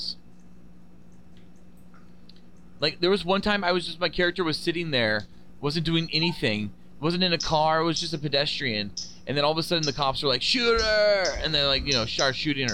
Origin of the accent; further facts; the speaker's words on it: United States; I'm American